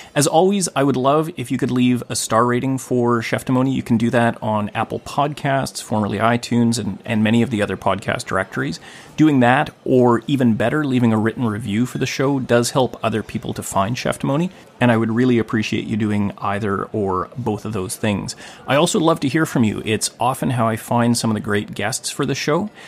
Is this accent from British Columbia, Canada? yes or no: yes; Gibsons, British Columbia, Canada; here in my hometown of Gibson's, British Columbia